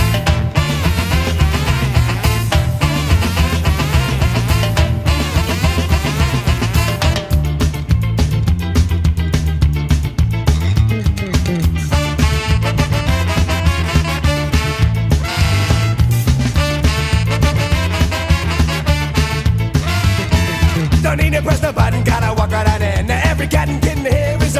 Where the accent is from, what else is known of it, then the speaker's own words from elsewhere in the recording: Chicago suburbs, Illinois, United States; being in the Chicago suburbs